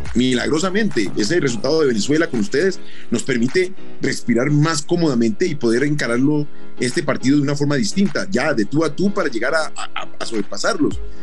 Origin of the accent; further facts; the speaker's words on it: Colombia; como somos los colombianos.